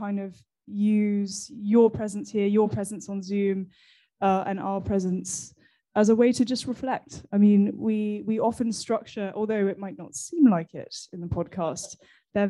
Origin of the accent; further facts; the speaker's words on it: England, United Kingdom; now in Paris, France; I, as you can probably tell, am English